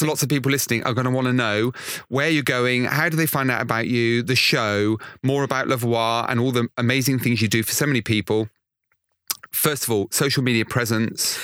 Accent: Weston-super-Mare, South West England, United Kingdom; I come from Western Supermare.

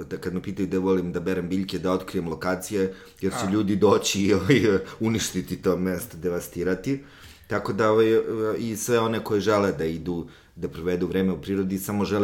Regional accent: Užice, Zlatibor District, Serbia; jer ja sam iz Užica

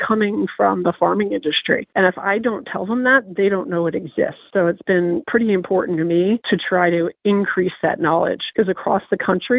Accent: New York City, New York, United States; now in New Jersey, United States; I live at the beach. I was born in Brooklyn

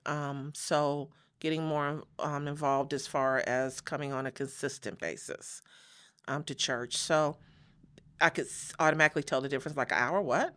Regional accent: Los Angeles, California, United States; moved away as an adult; also born or lived in Chicago; now in Las Vegas, United States; we moved to Los Angeles from Chicago, so that was about five, six years old

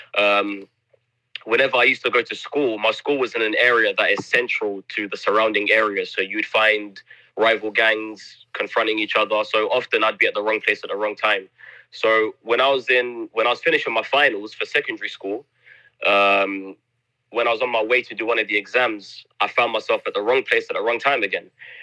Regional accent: London, United Kingdom; moved away as an adult; now in Egypt; So I grew up in Southeast London, and South London has got a reputation for being like a no-go zone, you know?

